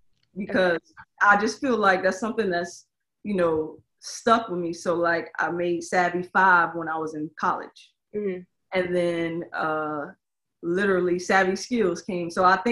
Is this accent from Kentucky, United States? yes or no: no; Tampa, Florida, United States; I am from Tampa.